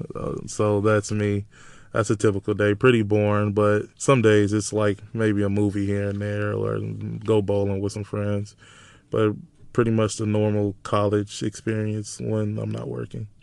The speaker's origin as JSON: {"language": "English", "town": "Chicago", "region": "Illinois", "country": "United States", "moved": "as an adult", "lives_now": "Iowa City, United States", "said": "I'm from Chicago, uh, South Side. I live on ninety-second and Racine"}